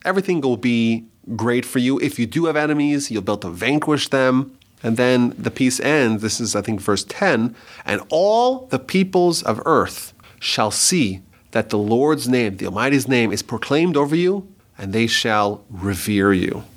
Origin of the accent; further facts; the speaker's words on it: United States; proud to be an American, an American citizen, love the country, best country for the Jews